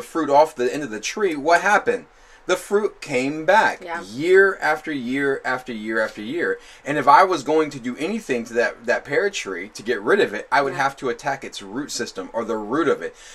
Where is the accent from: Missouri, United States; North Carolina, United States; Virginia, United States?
Virginia, United States; Newport News; So we live off Hopkins in Hilton Village, and I grew up on